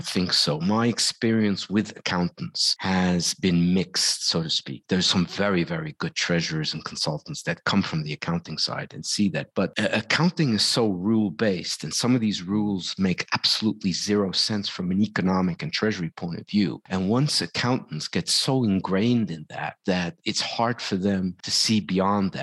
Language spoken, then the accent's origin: English; Netherlands; moved away; I'm from Holland originally